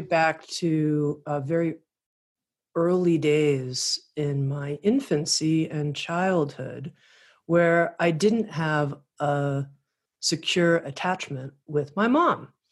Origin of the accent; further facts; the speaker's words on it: Miami, Florida, United States; I grew up in Miami, Florida